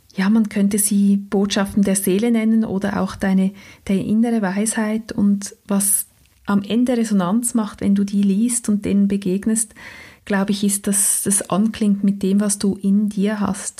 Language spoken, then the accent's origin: German; Switzerland; accent: Swiss German; first language Swiss German